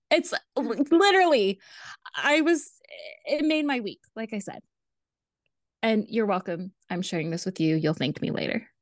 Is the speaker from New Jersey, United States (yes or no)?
no; Los Angeles, California, United States; accent: Valley Girl; moved away; also born or lived in Kentucky; I grew up in the Valley. I grew up in the eight one eight area code